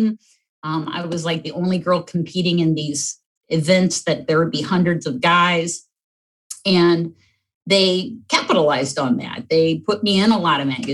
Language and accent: English; North Summit County, Ohio, United States; I grew up in North Summit County on a 180-acre farm.